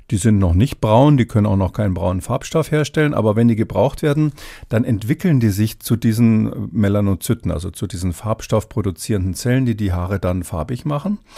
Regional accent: Bavaria, Germany; ich komme ursprünglich aus Bayern, bin, bin jetzt nicht so gläubig

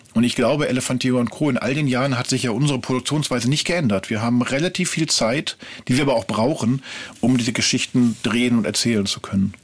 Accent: Ruhr area, North Rhine-Westphalia, Germany; now in Berlin, Germany; Ich komme ursprünglich aus dem Ruhrgebiet

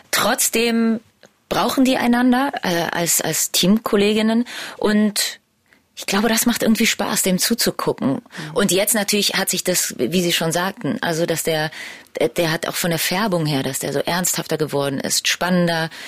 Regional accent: Berlin, Germany; meine ganze Familie kommt aus Polen. Ich bin die erste, die in Berlin geboren wurde

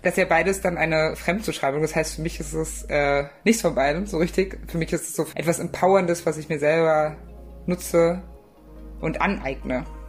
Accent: Saxony, Germany; dann werde ich niemals leugnen, dass ich aus Sachsen komme. Ich bin Sachse, aber ich bin Deutscher. Ähm, ich denke aber, dass ich nicht da wäre, wo ich heute bin, wenn ich nicht im Osten aufgewachsen wäre.

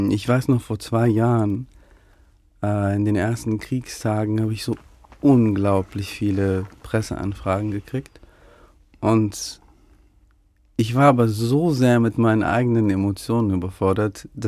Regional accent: Ukraine; born there; dass dieses Land, dass mein Geburtsland eingenommen werden könnte und aufhören könnte, so zu existieren

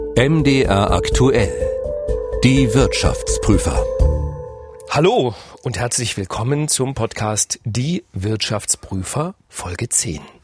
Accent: Leipzig, Saxony, Germany; ich bin ja in Leipzig groß geworden

